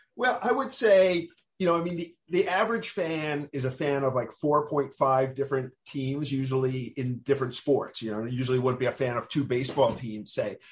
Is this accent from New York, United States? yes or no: yes; New York City, New York, United States; I grew up in Queens